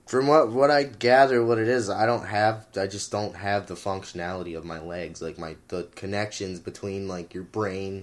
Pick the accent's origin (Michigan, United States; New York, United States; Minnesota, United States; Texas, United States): Michigan, United States; Houghton; I was born in 1994 in Michigan, and I grew up in Houghton